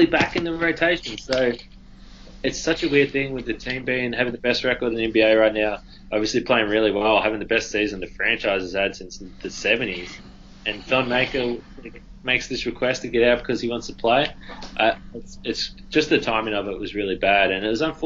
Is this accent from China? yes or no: no; Australia; I'm Australian.